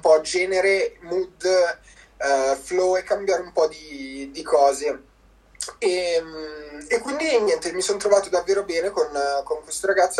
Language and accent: Italian; province of Como, Lombardy, Italy; vengo dalla provincia di Como